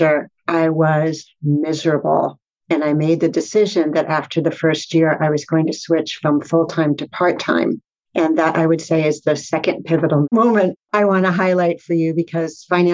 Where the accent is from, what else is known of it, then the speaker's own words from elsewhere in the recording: Fair Lawn, New Jersey, United States; moved away as an adult; also born or lived in Brooklyn, New York / Boston; I was born in Brooklyn and grew up in Fairlawn, New Jersey, which is in Bergen County